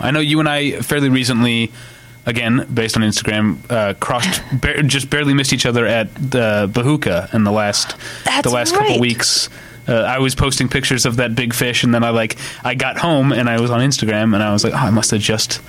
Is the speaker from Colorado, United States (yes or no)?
no; St. Louis, Missouri, United States; also born or lived in Chicago; now in Los Angeles, United States; I'm from St. Louis. I lived in Chicago.